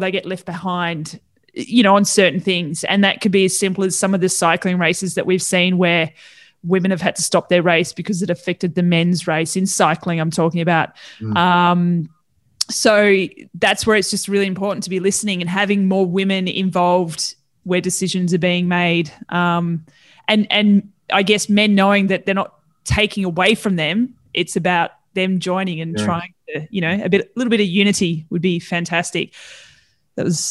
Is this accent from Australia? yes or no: yes; Tasmania, Australia; moved away; I'm originally from Tassie